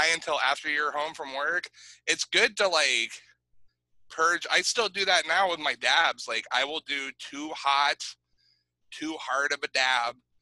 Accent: McKinleyville, California, United States; I grew up in McKinleyville. In Mactown, we call them mokes

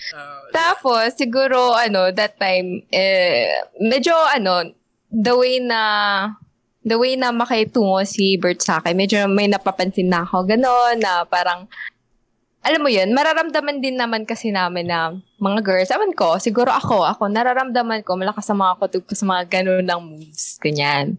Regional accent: Cainta, Calabarzon, Philippines; taga Kainta ko

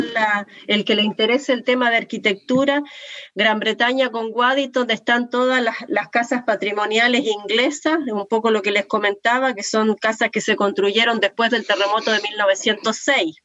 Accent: Uruguay; now in Valparaíso, Chile; soy uruguaya, pero ya llevo muchos años acá

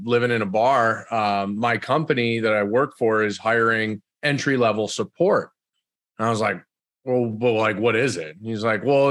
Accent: the Berkshires, Western Massachusetts, United States; I'm originally from Massachusetts. I grew up there in Western Mass, the Berkshires, small little town.

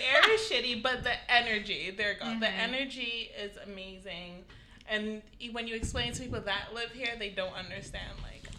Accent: Fort Lauderdale, Florida, United States; moved away as an adult; now in New York, United States; I'm from Fort Lauderdale.

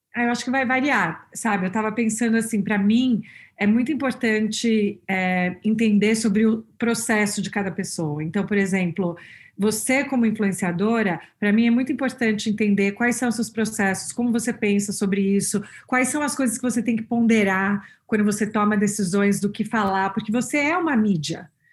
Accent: São Paulo, Brazil; moved away as an adult; now in Boston, United States; crescendo em São Paulo

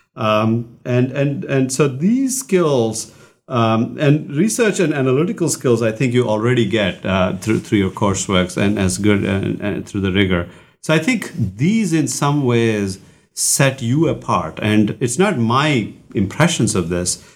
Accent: India; moved away; I grew up in India

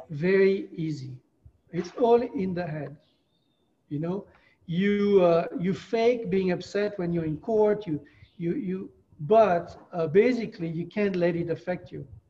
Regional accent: France; moved away as an adult; also born or lived in Brevard County, Florida; now in Florida, United States; I moved from France when I was 24 years old.

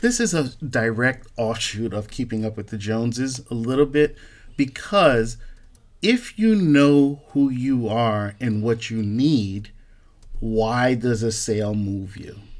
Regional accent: Newark, New Jersey, United States; I'm growing up in Newark, in the hood

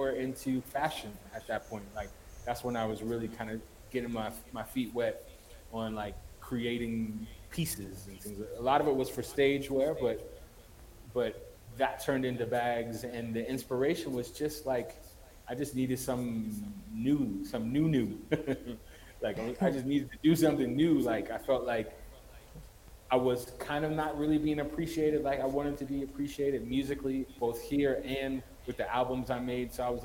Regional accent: United States; moved away as an adult; now in Ethiopia; as an American who's living in Ethiopia

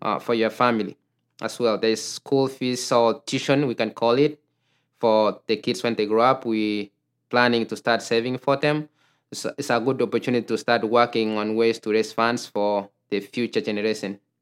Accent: Kenya; moved away as an adult; now in Minnesota, United States; I grew up in Kenya

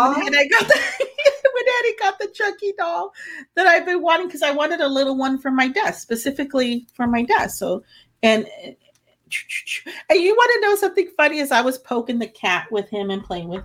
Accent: Rio Grande Valley, Texas, United States; we're at my hometown

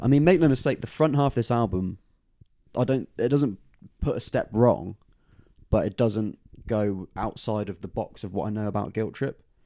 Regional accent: Oxford, South East England, United Kingdom; my hometown venue for a second, though. Uh, the downstairs room at the O two Aca-, Academy in Oxford

